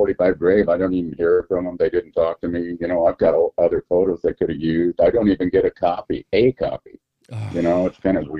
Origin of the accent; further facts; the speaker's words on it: Pomona, California, United States; born there; born in Pomona.